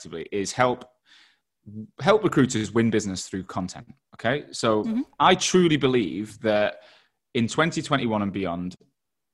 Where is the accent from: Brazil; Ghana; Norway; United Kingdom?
United Kingdom; Manchester, North West England; also born or lived in Australia; now in London, United Kingdom; I'd lived in Australia and I'm from Manchester and I live in London